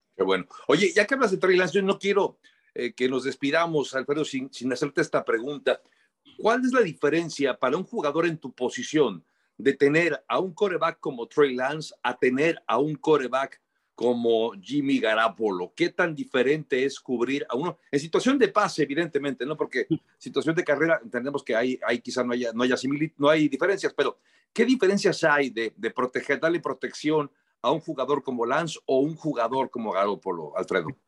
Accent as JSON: {"language": "Spanish", "country": "Mexico", "said": "nosotros como mexicanos"}